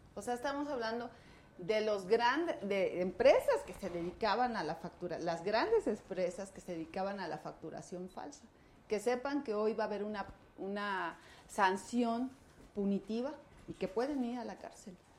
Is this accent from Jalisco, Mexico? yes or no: no; Cancún, Quintana Roo, Mexico; yo soy de Quintana Roo, de Cancún